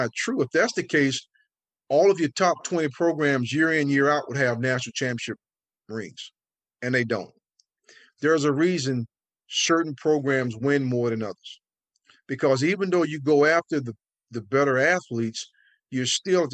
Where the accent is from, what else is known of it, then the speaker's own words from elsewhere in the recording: North Carolina, United States; growing up in North Carolina, I mean, they call it tobacco road for a reason